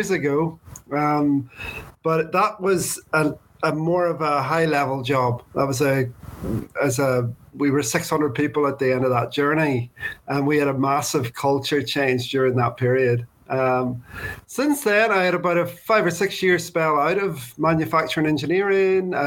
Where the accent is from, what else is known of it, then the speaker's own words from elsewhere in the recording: Northern Ireland, United Kingdom; also born or lived in Birmingham, England; I grew up here in Northern Ireland